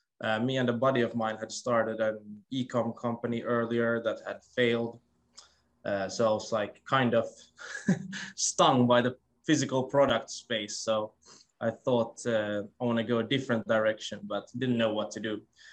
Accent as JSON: {"language": "English", "country": "Finland", "also_born_or_lived": "China / London", "moved": "as an adult", "lives_now": "Stockholm, Sweden", "said": "I moved to London after China and stayed there for a while. And then when COVID broke out, I actually returned back to Finland, my home country"}